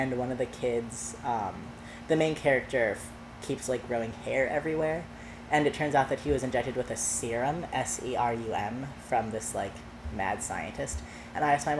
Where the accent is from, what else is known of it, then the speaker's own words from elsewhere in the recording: suburb north of Seattle, Washington, United States; also born or lived in Winnetka, Illinois; now in New York City, United States; my parents decided to move us to a suburb about 20 miles north of Seattle